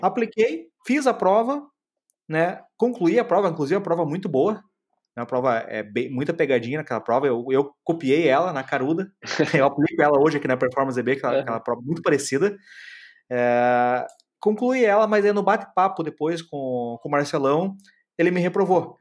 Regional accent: Curitiba, Paraná, Brazil; now in Florianópolis, Brazil; Eu sou de Curitiba, moro em Florianópolis

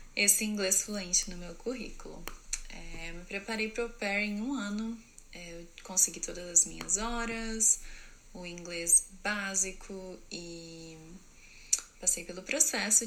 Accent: Presidente Prudente, São Paulo, Brazil; moved away as an adult; also born or lived in New Jersey; eu sou de Presidente Prudente, São Paulo, no Brasil.

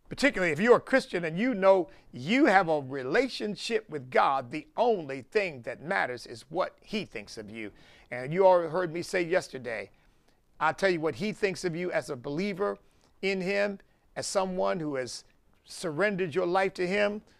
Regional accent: United States; I'm not ashamed of being American

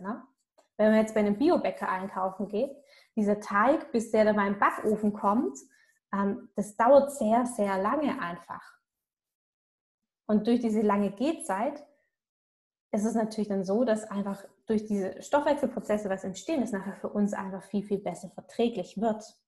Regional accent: Swabia, Germany; Bei uns im Schwabenland

